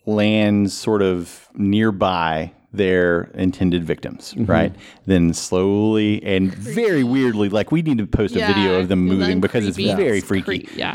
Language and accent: English; Kentucky, United States; I'm from Eastern Kentucky, so